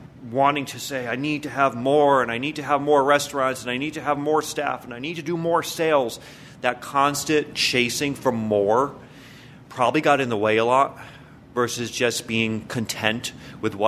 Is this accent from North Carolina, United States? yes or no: no; Hartford, Connecticut, United States; also born or lived in Quiet Corner, Connecticut; I grew up more in the Hartford area.